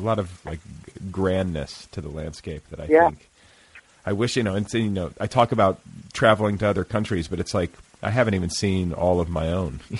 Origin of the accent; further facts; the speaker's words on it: Indiana, United States; also born or lived in Milwaukee, Wisconsin; I'm from Indiana